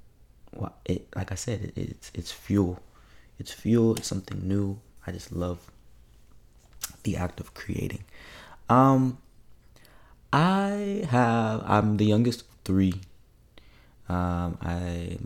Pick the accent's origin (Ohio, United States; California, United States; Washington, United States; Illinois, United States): Washington, United States; Federal Way; moved away as an adult; also born or lived in Seattle, Washington; now in Louisiana, United States; I claim Federal Way, Washington, which is just south of Seattle.